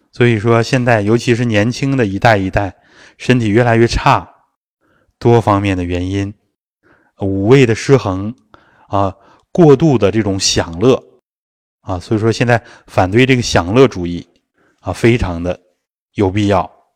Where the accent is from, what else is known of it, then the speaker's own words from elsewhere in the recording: China; 这是我们中国人的圣人，啊，中国人的圣贤文化